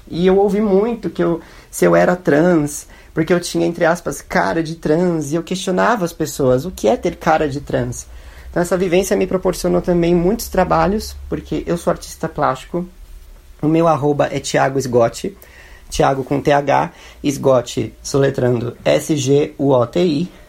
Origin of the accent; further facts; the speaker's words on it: São Paulo, Brazil; tenho 25 anos, eu sou de São Paulo, branco, classe média